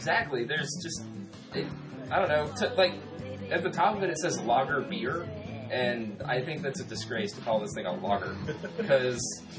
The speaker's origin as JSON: {"language": "English", "country": "United States", "said": "but we're fucking American."}